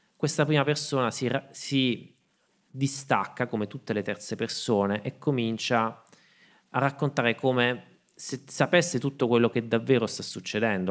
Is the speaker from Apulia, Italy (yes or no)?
yes; Martina Franca, Apulia, Italy; moved away; also born or lived in Berlin / Rome / Salento; a Martina Franca mi dicono tutt'oggi quando torno nel mio paese